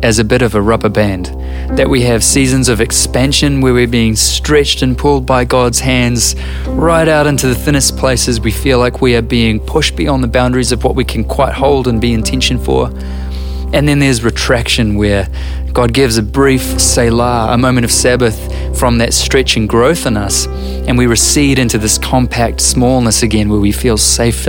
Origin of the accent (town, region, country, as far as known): New Zealand